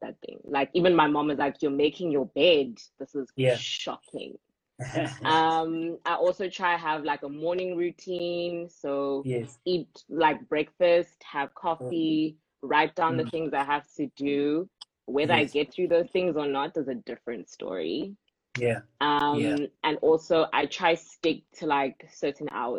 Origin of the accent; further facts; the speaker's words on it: Pretoria, Gauteng, South Africa; moved away as an adult; now in Cape Town, South Africa; I am born and bred in Pretoria